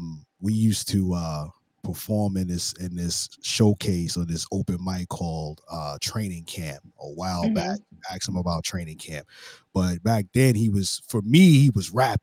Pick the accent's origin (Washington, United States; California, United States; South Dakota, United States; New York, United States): New York, United States; New York City; when I get back to New York, I'm from Brooklyn